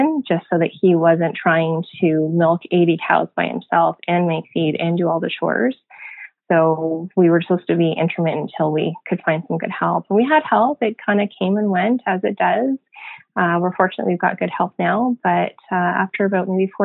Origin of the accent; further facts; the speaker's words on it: Canada; moved away as an adult; also born or lived in United States; we decided to move back to Canada